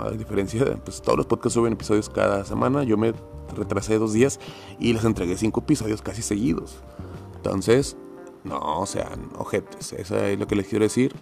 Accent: Monterrey, Nuevo León, Mexico; como buen regio, tengo amigos y familiares en Estados Unidos

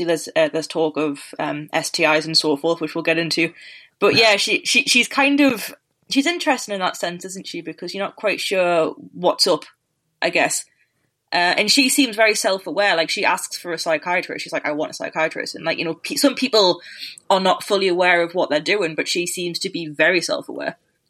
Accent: United Kingdom; So, you know, both of us being Brit, we have no idea what we're talking about, right?

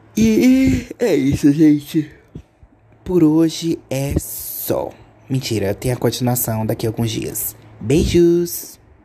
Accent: Gama, Federal District, Brazil; Eu sou de Brasília

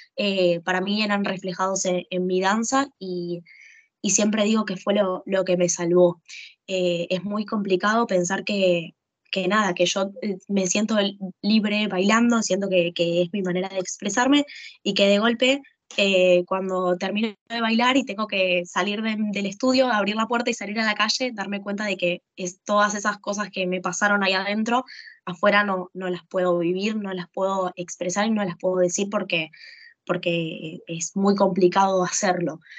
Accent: Argentina; durante mi adolescencia en Argentina

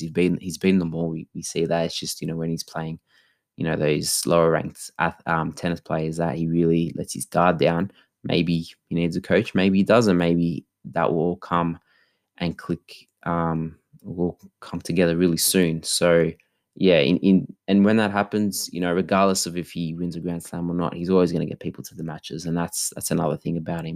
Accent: Australia; also born or lived in Melbourne; for being Australian

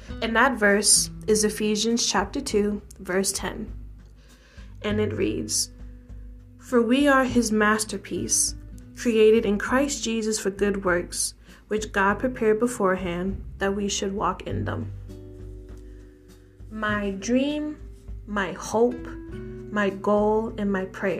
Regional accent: New York City, New York, United States; also born or lived in Brooklyn, New York; I am a New York City native, born and raised in the Bronx, aka the best borough

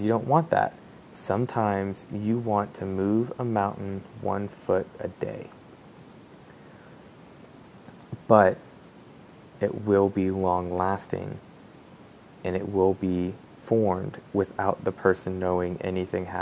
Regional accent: Oklahoma, United States; growing up in Oklahoma, in the middle of Tornado Alley

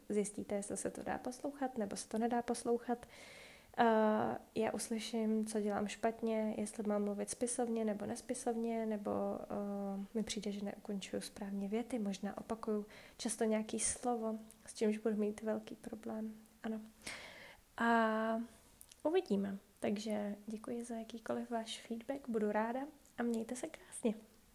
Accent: Czechia; moved away as an adult; now in Iceland; v Čechách vůbec nejsme zvyklí

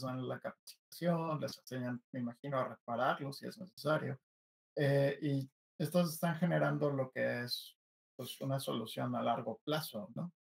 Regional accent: Mexico; yo como mexicano

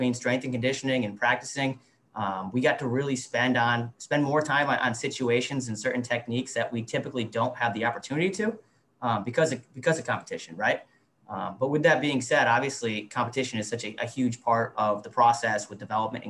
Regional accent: Western New England, United States; When I was in the 90s growing up around Western New England

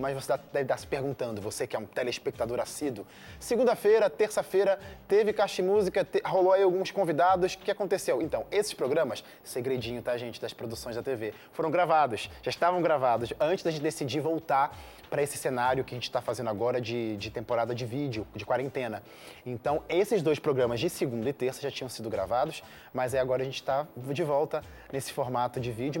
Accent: Rio de Janeiro, Brazil; now in São Paulo, Brazil; eu sou do Rio de Janeiro

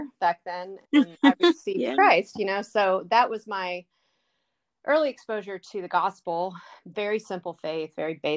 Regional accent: Baltimore, Maryland, United States; now in North Carolina, United States; when I was 10 years old, I'm from Baltimore. My parents were attending, they had grown up in a church, and we were attending that church

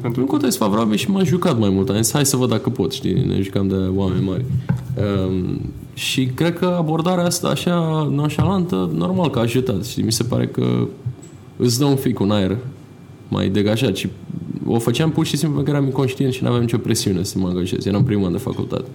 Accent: Bucharest, Romania; m-am născut în București, în militar mai exact

